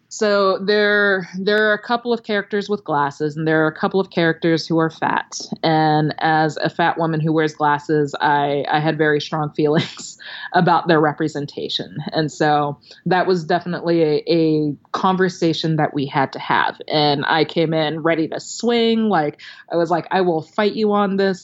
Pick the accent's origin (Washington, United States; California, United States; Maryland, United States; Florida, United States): Maryland, United States; now in Los Angeles, United States; I live in Los Angeles, but I'm from Maryland and I would, uh, go visit some old teachers and librarians and read for kids at, you know, my old school